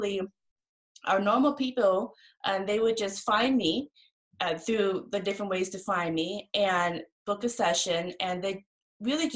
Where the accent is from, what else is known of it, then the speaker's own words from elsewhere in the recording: Laos; now in Seattle, United States; I'm Laotian, and I was raised in the Buddhist tradition